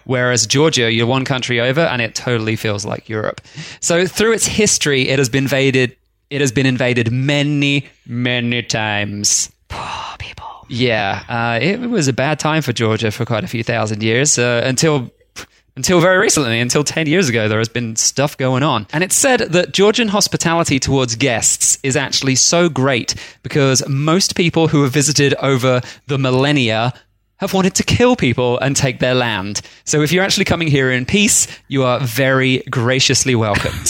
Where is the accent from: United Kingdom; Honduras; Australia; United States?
Australia; we're Australian